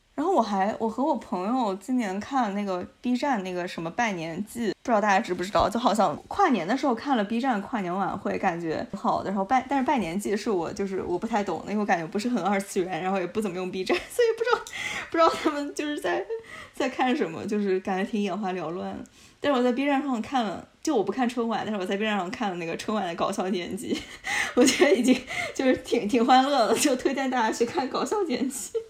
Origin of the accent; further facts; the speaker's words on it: Guangdong, China; now in Toronto, Canada; 作为我广东人